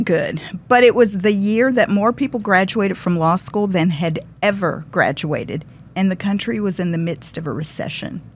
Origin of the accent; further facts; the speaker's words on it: Detroit, Michigan, United States; moved away; also born or lived in Massachusetts; I'm originally from Detroit.